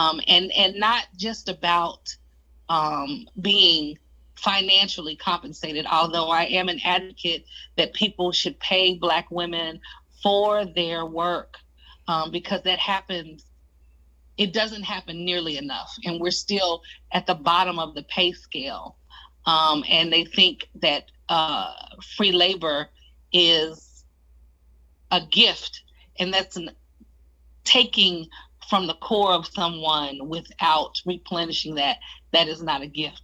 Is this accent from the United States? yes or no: yes; Oklahoma, United States; I come from Oklahoma